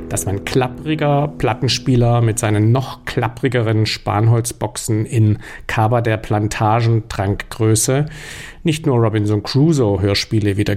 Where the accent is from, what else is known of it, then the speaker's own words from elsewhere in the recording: Stuttgart, Baden-Württemberg, Germany; Die kaufte man in Stuttgart, wo ich aufgewachsen bin, im berühmten Radio-Fotohaus Lerche.